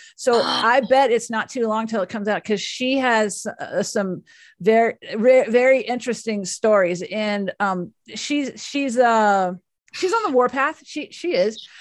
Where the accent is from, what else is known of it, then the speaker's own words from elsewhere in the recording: Dallas, Texas, United States; I am from Dallas